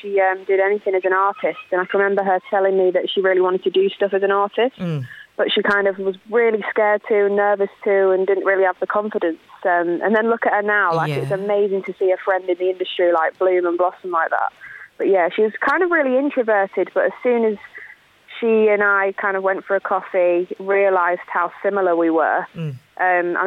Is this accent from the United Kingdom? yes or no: yes; Lincolnshire, East Midlands, United Kingdom; born or raised there; moved away